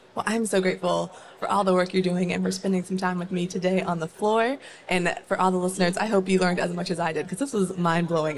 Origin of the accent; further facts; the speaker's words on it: Northern Virginia, United States; also born or lived in Maryland; I grew up in Northern Virginia, went to a high school in Fairfax County